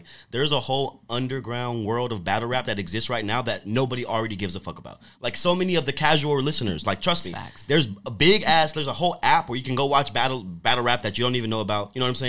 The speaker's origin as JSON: {"language": "English", "region": "North Carolina", "country": "United States", "moved": "yes", "lives_now": "Seattle, United States", "said": "I'm from North Carolina."}